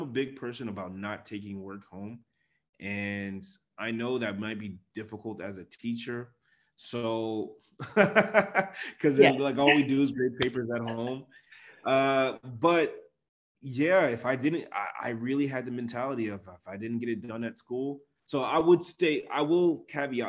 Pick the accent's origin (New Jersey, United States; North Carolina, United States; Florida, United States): New Jersey, United States; I'm from New Jersey